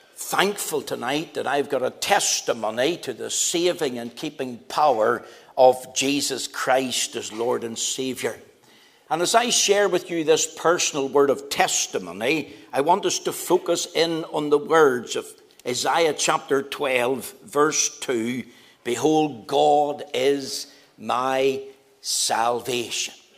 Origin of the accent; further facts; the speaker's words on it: Belfast, Northern Ireland, United Kingdom; also born or lived in Magherafelt / Drummadraw / Coleraine; I was taken to live in Albana Street in Belfast. Having lived there for a number of years as a boy